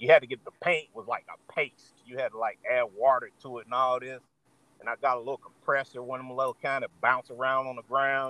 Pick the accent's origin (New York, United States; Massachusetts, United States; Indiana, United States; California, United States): Indiana, United States; Indianapolis; I am from Indianapolis, Indiana, Midwest